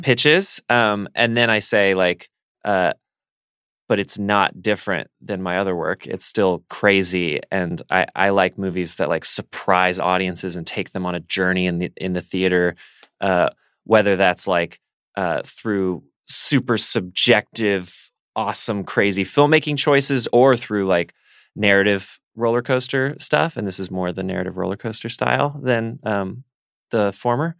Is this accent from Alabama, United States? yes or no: yes; Birmingham, Alabama, United States; moved away; growing up in Alabama